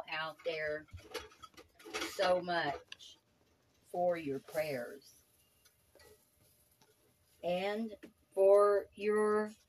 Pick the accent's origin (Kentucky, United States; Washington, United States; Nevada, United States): Kentucky, United States; Middlesboro; moved away; And when you get to the tunnel in Tennessee before you go into Middlesboro, Kentucky, you know, that's all where I'm from.